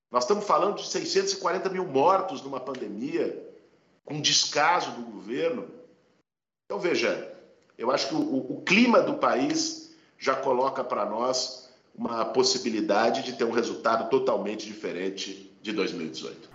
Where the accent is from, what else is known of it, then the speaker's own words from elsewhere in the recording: São Paulo, Brazil; Eu sou de São Paulo